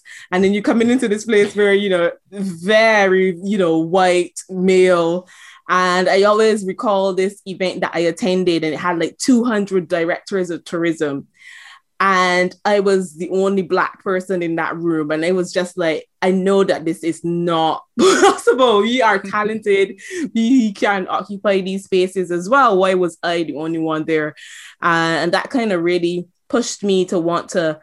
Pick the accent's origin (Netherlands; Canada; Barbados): Barbados; moved away as an adult; now in United Kingdom; I'm actually from the beautiful island of Barbados. So I'm privileged to call Barbados home, and it has been my home from birth. I only moved to the UK 11 years ago.